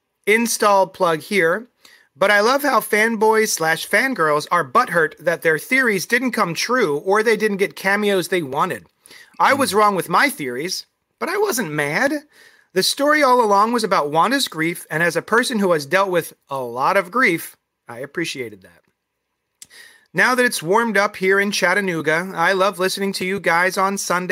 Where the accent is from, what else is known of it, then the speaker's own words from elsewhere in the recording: Bahamas; I guess because it's a relaxing color from growing up in the Bahamas.